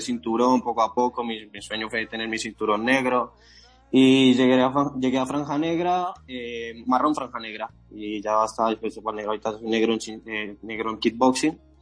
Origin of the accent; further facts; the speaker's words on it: Bogotá, Colombia; moved away as an adult; now in Madrid, Spain; Yo inicié a la edad de 12 años a entrenar kickboxing en una pequeña escuela en el barrio Castilla, Bogotá, en Colombia. Yo soy de allí, yo soy colombiano.